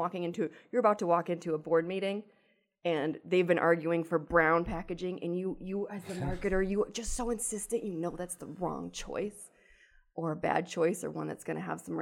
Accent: Buffalo, New York, United States; I'm from Buffalo

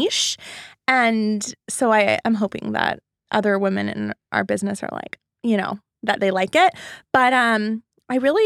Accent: Laguna Beach, California, United States; also born or lived in Los Angeles; growing up in Laguna Beach, California, and coming to Los Angeles

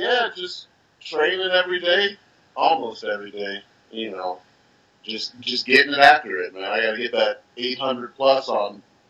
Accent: Steubenville, Ohio, United States; I grew up in Steubenville, Ohio. You know, a little southeast Ohio, a little small town. Uh-huh. You got to go through West Virginia to get to my town.

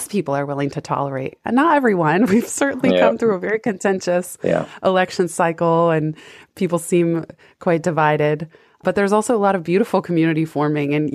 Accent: San Francisco, California, United States; I grew up in San Francisco.

